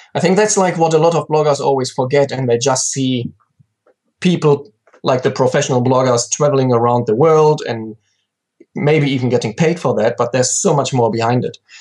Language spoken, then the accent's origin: English; countryside close to Cologne, North Rhine-Westphalia, Germany; I'm from Germany, very um, um, pretty much on the countryside, close to Cologne, and that's still like where I live now